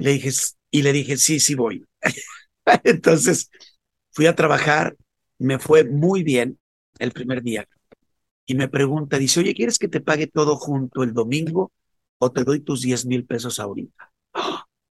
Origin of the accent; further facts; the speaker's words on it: León, Guanajuato, Mexico; moved away as an adult; also born or lived in Mexico City; Empecé a salir de mi ciudad natal, que es León, Guanajuato